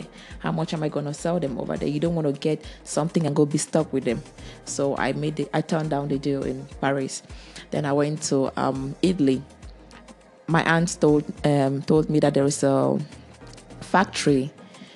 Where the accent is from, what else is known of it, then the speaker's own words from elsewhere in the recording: Germany; moved away as an adult; also born or lived in Cameroon; I grew most of my life in Germany. I grew up in Germany and I went to school over there.